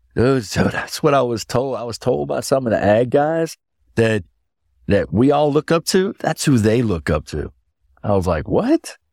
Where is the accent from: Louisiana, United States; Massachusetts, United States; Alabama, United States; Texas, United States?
Louisiana, United States; New Orleans; New Orleans, my hometown